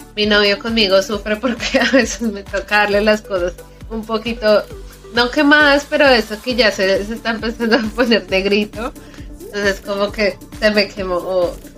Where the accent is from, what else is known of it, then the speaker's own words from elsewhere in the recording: Bogotá, Colombia; moved away; yo soy de Bogotá